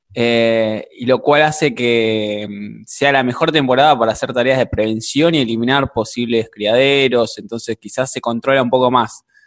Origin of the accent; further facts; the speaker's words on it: Argentina; como argentinos